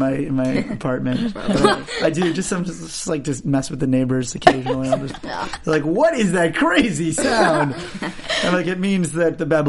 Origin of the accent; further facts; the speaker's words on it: Long Island, New York, United States; I'm a Jew from Long Island